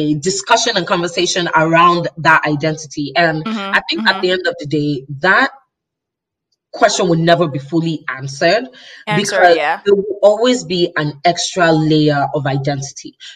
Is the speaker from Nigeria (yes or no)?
yes; Nigeria; also born or lived in Chicago, United States; So if I didn't grow, I was born in Chicago actually. So I was born in the US. Yeah. But I was raised in Nigeria by Nigerian by a Nigerian family.